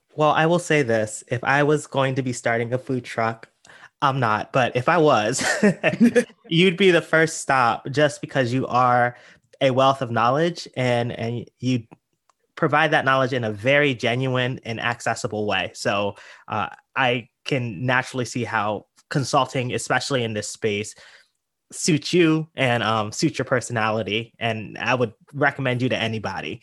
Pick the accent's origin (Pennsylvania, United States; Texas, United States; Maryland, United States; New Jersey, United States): Pennsylvania, United States; York; moved away; I'm actually from a small town in Pennsylvania, York, Pennsylvania